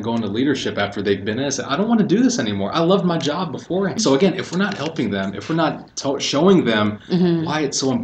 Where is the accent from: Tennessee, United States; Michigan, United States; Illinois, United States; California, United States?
Tennessee, United States; Chattanooga; moved away as an adult; also born or lived in Atlanta, Georgia; I grew up in Chattanooga, Tennessee, about 2 hours north of here